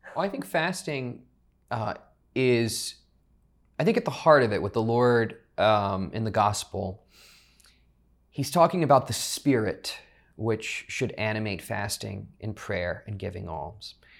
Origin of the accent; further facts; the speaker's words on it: South Louisiana, United States; born and raised in South Louisiana, so I know Mardi Gras, uh, very well.